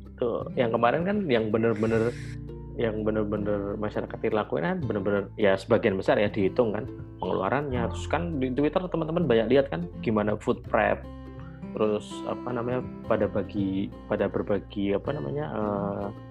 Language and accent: Indonesian; Java, Indonesia; aku punya privilege sebagai orang Jawa